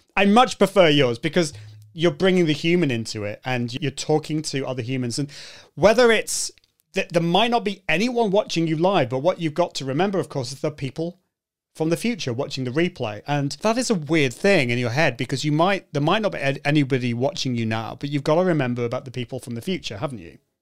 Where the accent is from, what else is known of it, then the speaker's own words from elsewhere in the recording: United Kingdom; I, can't help being British.